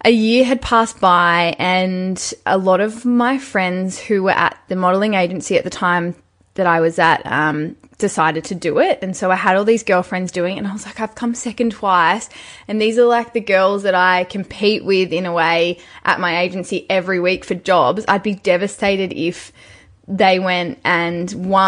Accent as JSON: {"language": "English", "town": "Newcastle", "region": "New South Wales", "country": "Australia", "tie": "born or raised there", "said": "I'm from Newcastle. Very small beach town. Actually, it's not that small. It's the sixth largest city, but it is quite coastal"}